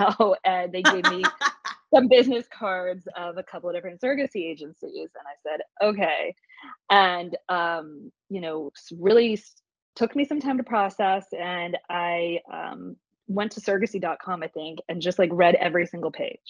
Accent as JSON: {"language": "English", "town": "Plano", "region": "Texas", "country": "United States", "tie": "born or raised there", "lives_now": "Austin, United States", "said": "I grew up in Plano, Texas, outside of Dallas"}